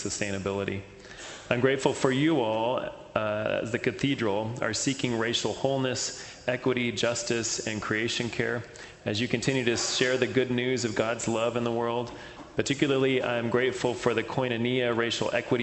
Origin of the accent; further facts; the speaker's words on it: Texas, United States; I grew up in Texas